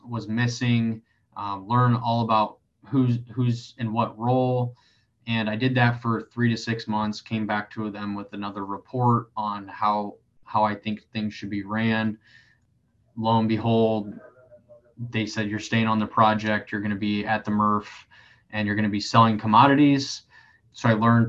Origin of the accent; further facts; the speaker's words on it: Elkhart, Indiana, United States; moved away as an adult; now in Columbus, United States; I'm from Elkhart, Indiana, so there's a lot of manufacturing in that area